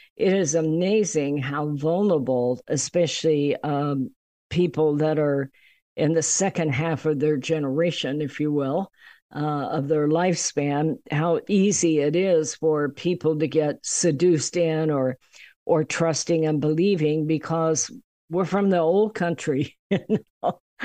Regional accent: United States; being an American

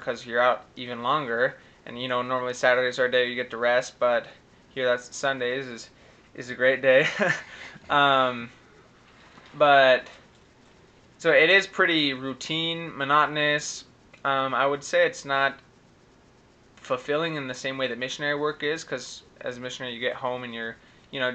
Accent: Utah, United States; moved away; also born or lived in Guatemala; it's 801 because I'm from Utah

